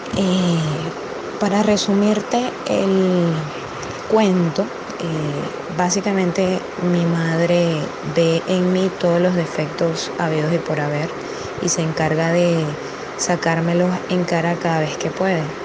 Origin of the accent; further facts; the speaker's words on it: Venezuela; soy de Venezuela